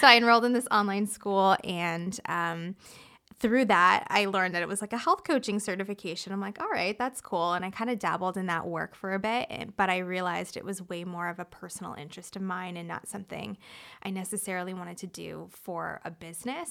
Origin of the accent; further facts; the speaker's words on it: Toronto, Ontario, Canada; moved away as an adult; also born or lived in San Diego, United States; now in Hawaii, United States; I'm from Canada, so, um, I am from Toronto originally.